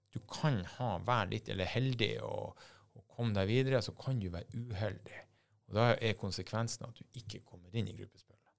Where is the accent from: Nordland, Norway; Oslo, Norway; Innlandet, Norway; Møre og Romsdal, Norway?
Nordland, Norway; Bodø; Jeg er fra Bodø